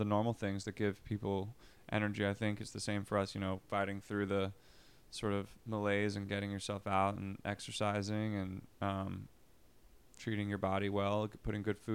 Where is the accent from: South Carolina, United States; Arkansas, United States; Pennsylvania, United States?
Pennsylvania, United States; Philadelphia; also born or lived in Los Angeles; now in Philadelphia, United States; I was moving from Los Angeles to Philadelphia, which is where I'm originally from